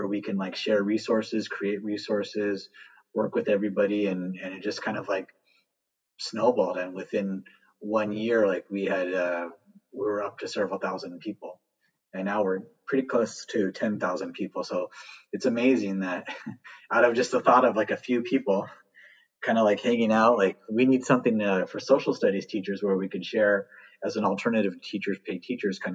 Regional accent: Southern California, United States; moved away as an adult; also born or lived in Texas; I'm from Southern California, born and raised

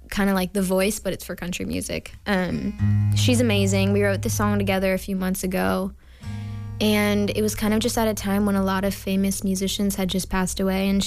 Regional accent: Sudbury, Massachusetts, United States; moved away as an adult; now in Nashville, United States; I just turned 20, which is weird to say. Um, but I grew up in Sudbury, Massachusetts my whole life

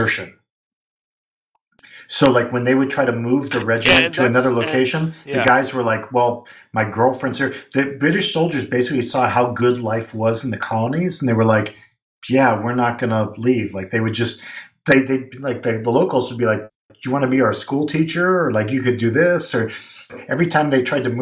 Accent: Monmouth County, New Jersey, United States; growing up in Monmouth County

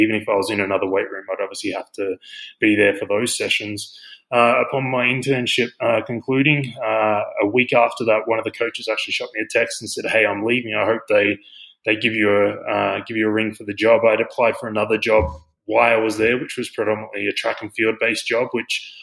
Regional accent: Australia; moved away as an adult; now in United States; I'm obviously from Australia. So I've been in the US for 10 years now.

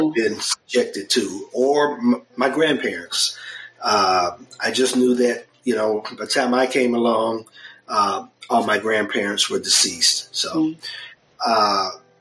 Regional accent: Detroit, Michigan, United States; now in Texas, United States; I grew up in Detroit, Michigan

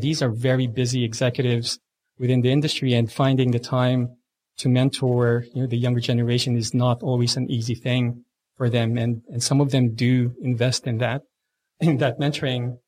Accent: Philippines; now in Australia; I was born and raised in the Philippines

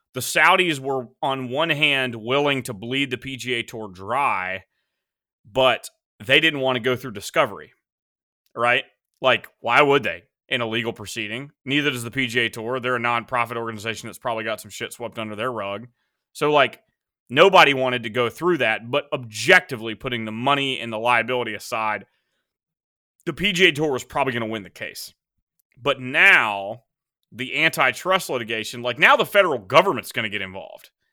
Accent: United States; as an American

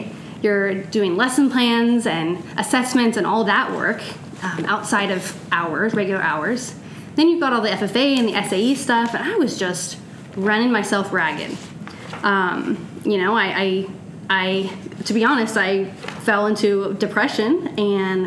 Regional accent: California, United States; moved away as an adult; also born or lived in Ghana; now in Oregon, United States; I am originally from California.

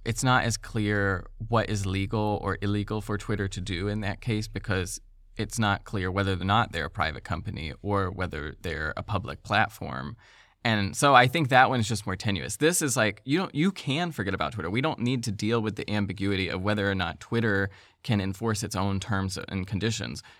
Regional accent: the South, United States; I'm from the South

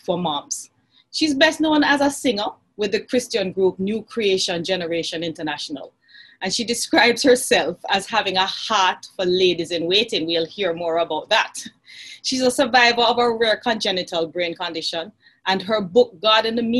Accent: Jamaica; I am a Jamaican

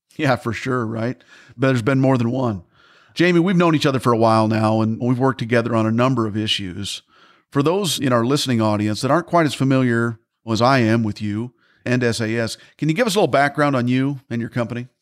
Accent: Midwest, United States; I'm from the Midwest myself

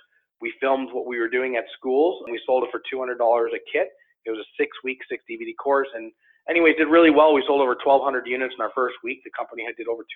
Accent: Toronto, Ontario, Canada; I grew up in Toronto, in the Toronto area

